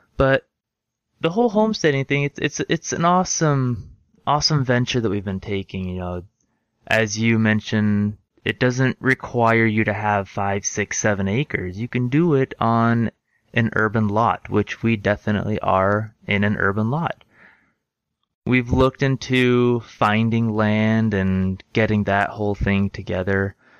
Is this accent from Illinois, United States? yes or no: no; Orange County, Southern California, United States; moved away as an adult; now in Utah, United States; I was raised in Southern California, right in the heart of Orange County